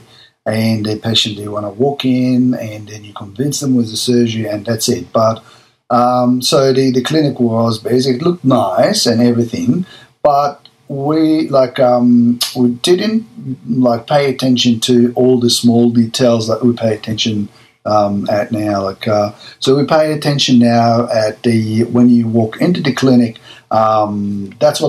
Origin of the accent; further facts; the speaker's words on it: Egypt; moved away as an adult; now in Melbourne, Australia; My background, I came from Egypt. In Egypt, I was a general surgeon and came to Australia like 1995